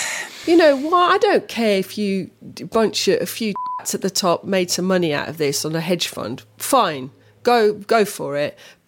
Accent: United Kingdom; because I was born in Britain. However, with my Croatian passport, I was not born in Croatia.

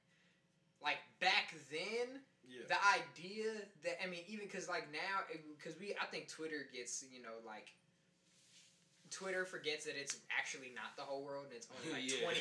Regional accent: Boston, Massachusetts, United States; when I was growing up in Boston

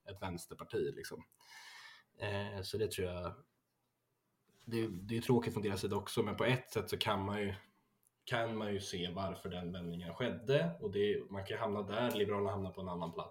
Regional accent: Örebro, Örebro County, Sweden; Jag är väl en eh, 19 år gammal kille. Eh, född och uppvuxen i Örebro.

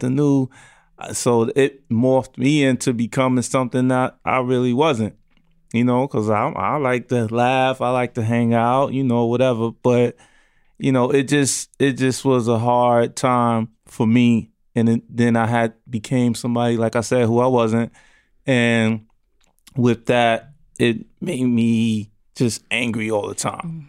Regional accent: New York City, New York, United States; I grew up in Brownsville, New York, Brownsville, Brooklyn, excuse me, New York

